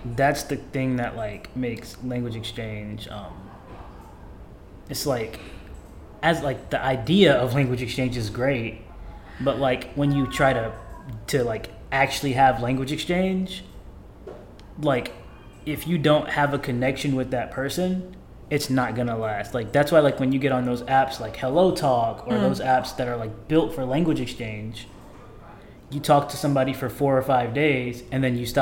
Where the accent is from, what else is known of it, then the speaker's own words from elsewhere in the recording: United States; moved away as an adult; now in Seoul, South Korea; in America, like, in my hometown